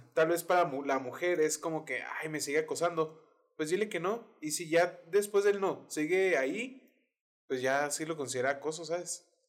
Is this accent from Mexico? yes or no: yes; Mexico; also born or lived in United States